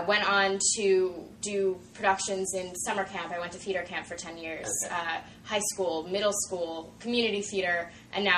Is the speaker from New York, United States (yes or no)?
yes; New York, United States; moved away; I'm from New York